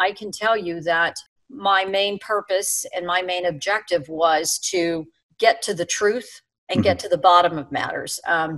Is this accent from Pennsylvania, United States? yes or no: yes; Pittsburgh, Pennsylvania, United States; accent: Pittsburgh; I'm from Pittsburgh, and I had a horrible Pittsburgh accent.